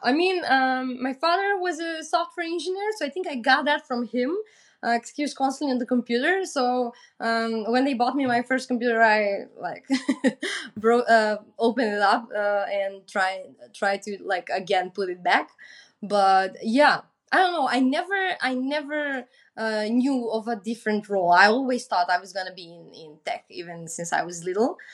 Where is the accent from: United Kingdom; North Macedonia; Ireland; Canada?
North Macedonia